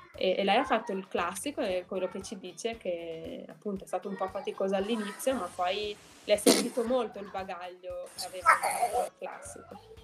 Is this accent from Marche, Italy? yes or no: no; Milan, Lombardy, Italy; moved away as an adult; also born or lived in Netherlands / Germany; now in United States; io sono di Milano, quindi dovevo abitare con i miei genitori